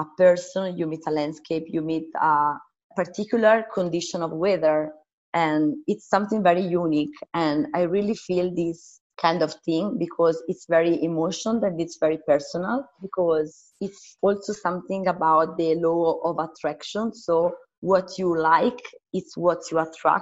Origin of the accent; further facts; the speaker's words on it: San Giovanni Valdarno, Tuscany, Italy; My roots are in Tuscany, in San Giovanni Valdarno